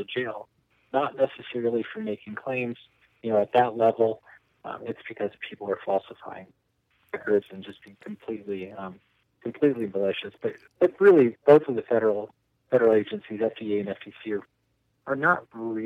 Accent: the Bay Area, California, United States; moved away as an adult; also born or lived in Boulder, Colorado; now in Colorado, United States; when I was a teenager growing up in the Bay Area and hiking in the Santa Cruz Mountains

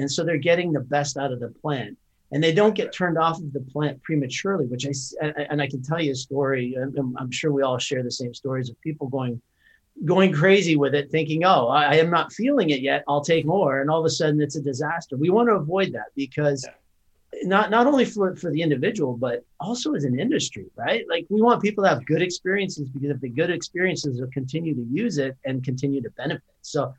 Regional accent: Canada; accent: Canadian; moved away as an adult; now in United States; I'm born and raised in Canada. I came down to the U.S. late 90s, so I'm a U.S. citizen.

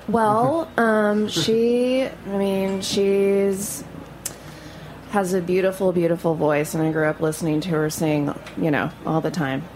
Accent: Louisiana, United States; moved away; also born or lived in Tulsa, Oklahoma; I was born in Louisiana, but my whole family's in Tulsa, Oklahoma

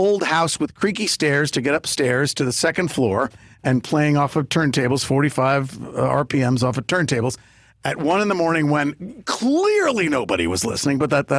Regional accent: New York, United States; I grew up in New York

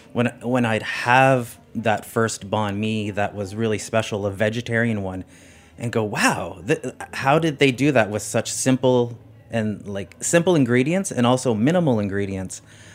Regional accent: Canada; I am a Canadian.

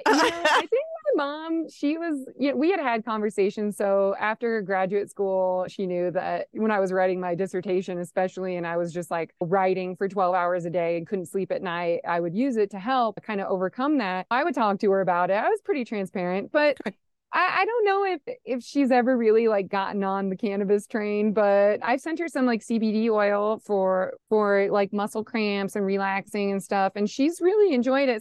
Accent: Nebraska, United States; moved away as an adult; also born or lived in Rochester; now in Colorado, United States; I grew up in Nebraska

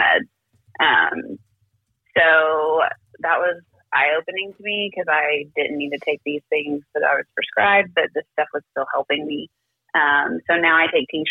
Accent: Kentucky, United States; moved away as an adult; now in Bixby, United States; I am from Kentucky. I moved out here to Oklahoma, like, with my work

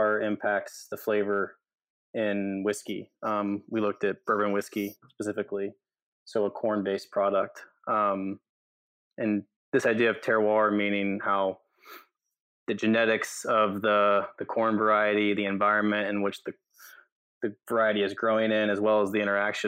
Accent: Kentucky, United States; moved away as an adult; also born or lived in Fort Worth, Texas; I grew up in Kentucky, and I'm a third-generation member of the whiskey industry.

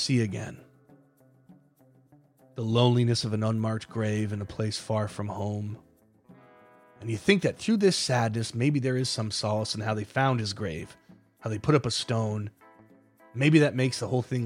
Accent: Saranac Lake, New York, United States; I'm from Saranac Lake, New York, in the Adirondack Mountains

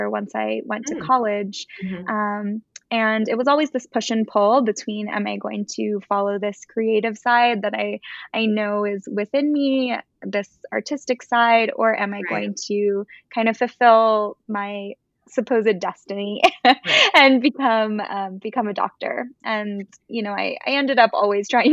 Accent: Florida, United States; my dad was a really good, well-respected doctor in our small town in Florida, an oncologist

